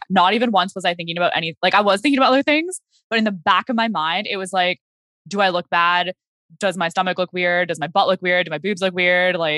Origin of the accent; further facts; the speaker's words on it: Okanagan, British Columbia, Canada; moved away; I went back to the Okanagan where I'm from